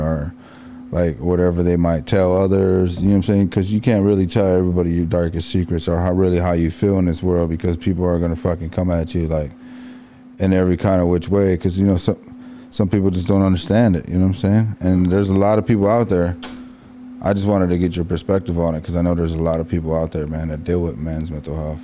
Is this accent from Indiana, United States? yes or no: yes; East Chicago, Indiana, United States; I grew up in East Chicago